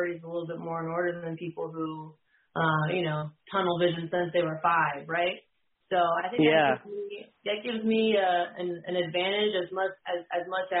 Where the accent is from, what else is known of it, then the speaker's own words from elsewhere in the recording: New Jersey, United States; now in Virginia, United States; I live in Virginia now, but I grew up in New Jersey